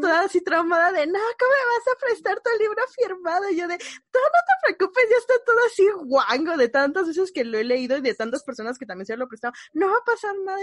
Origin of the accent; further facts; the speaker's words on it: Mexico City, Mexico; soy de la Ciudad de México